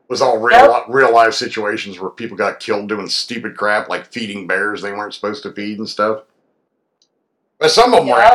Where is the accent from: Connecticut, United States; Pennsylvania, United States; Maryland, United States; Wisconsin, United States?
Pennsylvania, United States; now in Georgia, United States; where I grew up in Pennsylvania, we had black bears and brown bears.